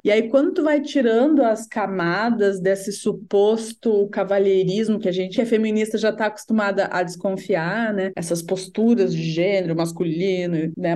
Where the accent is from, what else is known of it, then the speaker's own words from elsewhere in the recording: Rio Grande do Sul, Brazil; eu sou gaúcha